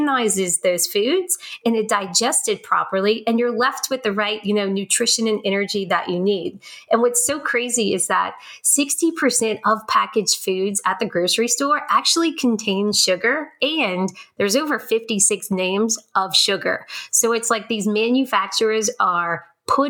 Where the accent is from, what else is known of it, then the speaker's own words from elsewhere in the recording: New Orleans, Louisiana, United States; I'm born and raised in New Orleans